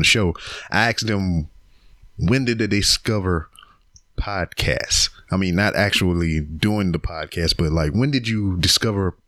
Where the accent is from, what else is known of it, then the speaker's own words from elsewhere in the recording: Louisiana, United States; moved away; that's where my family is from. We're from Louisiana